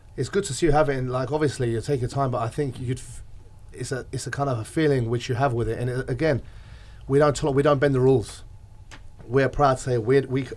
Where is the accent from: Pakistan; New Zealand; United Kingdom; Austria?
United Kingdom; England; moved away; I was raised in England